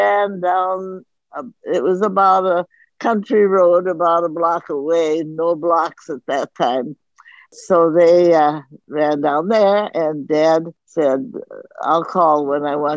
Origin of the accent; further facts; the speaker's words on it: Brooklyn Center, Minnesota, United States; born in Brooklyn Center, Minnesota on May 24th.